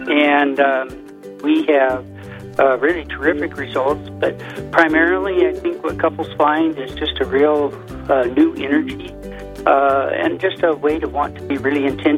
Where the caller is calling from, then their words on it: Casper, Wyoming, United States; I'm actually speaking from Casper, Wyoming